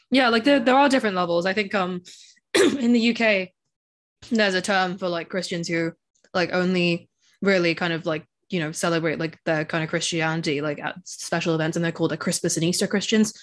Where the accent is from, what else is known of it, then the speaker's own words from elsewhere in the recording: Hong Kong; I grew up in Hong Kong